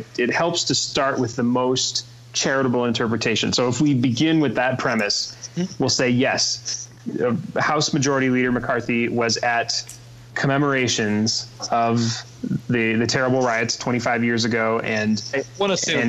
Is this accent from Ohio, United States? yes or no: no; South Dakota, United States; growing up in South Dakota, we probably had very little coverage